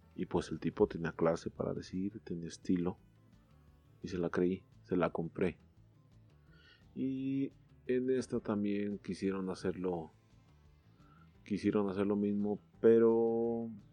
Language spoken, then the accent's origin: Spanish; Mexico; como buenos mexicanos